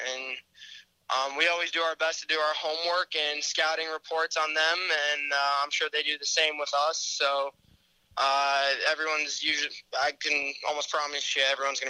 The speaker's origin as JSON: {"language": "English", "town": "Raleigh", "region": "North Carolina", "country": "United States", "tie": "born or raised there", "said": "Growing up in Raleigh"}